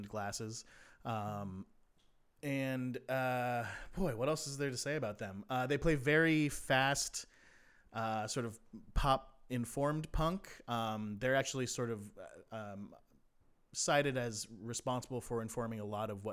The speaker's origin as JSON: {"language": "English", "town": "Redondo Beach", "region": "California", "country": "United States", "tie": "born or raised there", "said": "I'm from Redondo Beach, which is part of a string of towns in Southern California called the South Bay"}